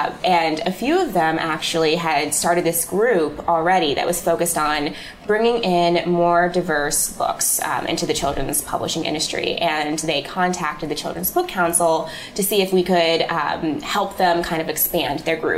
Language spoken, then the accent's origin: English; Midwest, United States; now in New York, United States; but I'm from the Midwest, and everybody told me that publishing was in New York, and so I had to get there.